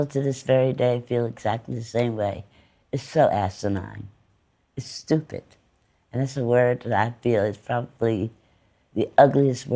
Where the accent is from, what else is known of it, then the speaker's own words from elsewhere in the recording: East Orange, New Jersey, United States; I'm from East Orange